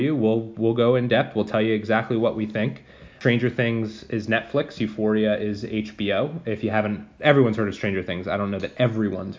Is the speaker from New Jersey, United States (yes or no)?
yes; New Jersey, United States; We're both from New Jersey